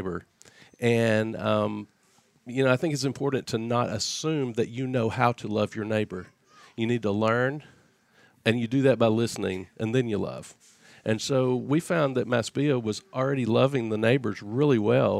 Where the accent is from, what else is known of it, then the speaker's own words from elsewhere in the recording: Arkansas, United States; moved away as an adult; now in Brooklyn, United States; I'm originally from Arkansas